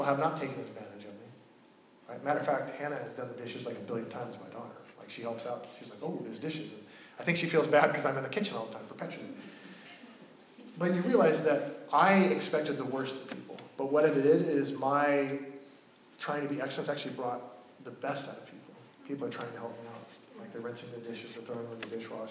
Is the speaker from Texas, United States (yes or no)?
no; Oregon, United States; I'm from Oregon, and I grew up deep in Bigfoot lore